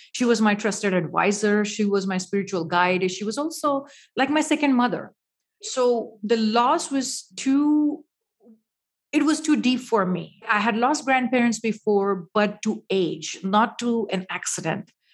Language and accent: English; India; now in United States; Growing up in India, spirituality is usually a part of your life